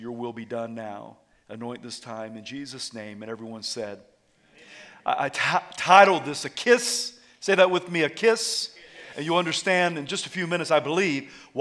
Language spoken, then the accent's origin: English; the South, United States; I was raised in the South.